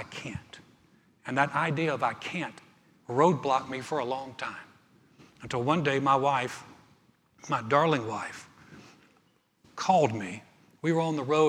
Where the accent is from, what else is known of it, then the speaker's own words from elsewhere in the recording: Greensboro, North Carolina, United States; moved away as an adult; now in Texas, United States; I started a church in my hometown in Greensboro, North Carolina